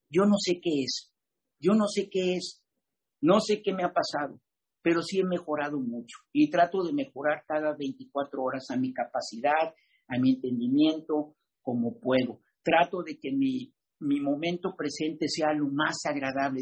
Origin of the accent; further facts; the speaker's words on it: Mexico; soy mexicano